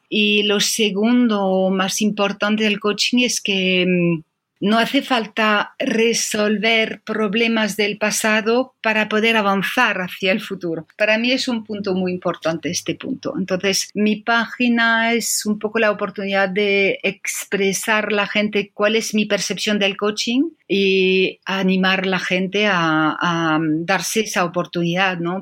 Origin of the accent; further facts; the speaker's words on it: France; Spanish is a second language; moved away as an adult; now in Madrid, Spain; francesa, llevo ya casi 20 años en Madrid